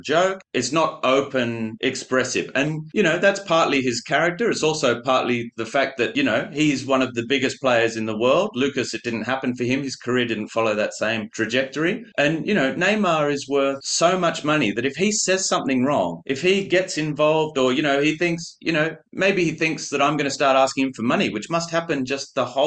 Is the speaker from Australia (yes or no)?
yes; Australia; moved away; also born or lived in Paris; being Australian